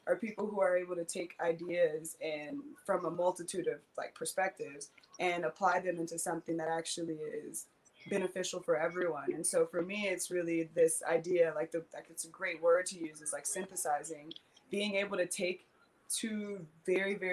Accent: Detroit, Michigan, United States; also born or lived in California; growing up in the hood, growing up in Detroit, growing up in California, being a little bit nomadic

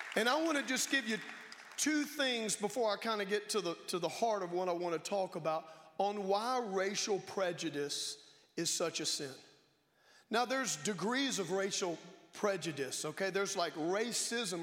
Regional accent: Baton Rouge, Louisiana, United States; moved away; my hometown, Baton Rouge, Louisiana

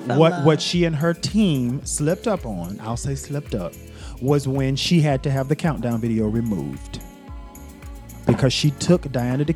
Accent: Greensboro, North Carolina, United States; I grew up in Greensboro, North Carolina.

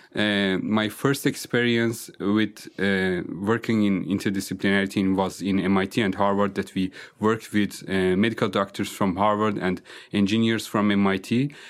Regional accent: northern Iran, Iran; first language Azerbaijani; English is a second language; moved away as an adult; also born or lived in Germany / Austria / Switzerland; now in Vienna, Austria; I'm coming from, uh, northern part of Iran, uh, which is close to the border of country Azerbaijan

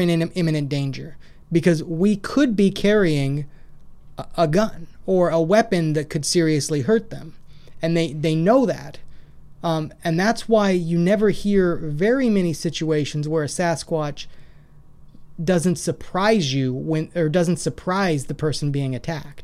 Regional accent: Washington, United States; also born or lived in Idaho; now in Clarksville, United States; I grew up in Washington. I spent quite a bit of time in Western Washington.

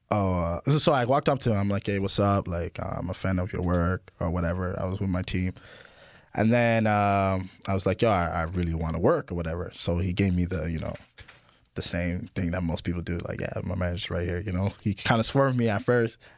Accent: France; now in Toronto, Canada; I'm from France, and uh, yeah, so we all met in Toronto

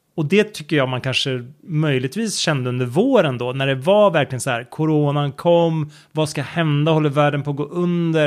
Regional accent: Sweden; hemma i Sverige

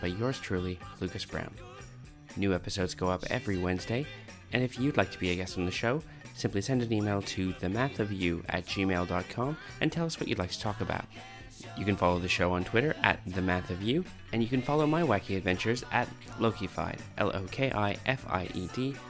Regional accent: Canada; moved away; also born or lived in Massey, Ontario; I grew up in Canada

